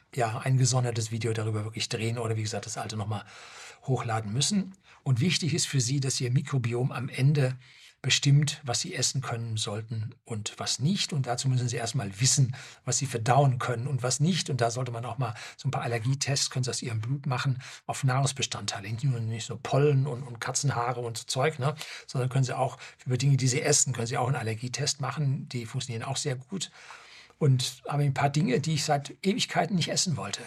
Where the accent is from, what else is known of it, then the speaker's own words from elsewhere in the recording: Germany; bei uns in Deutschland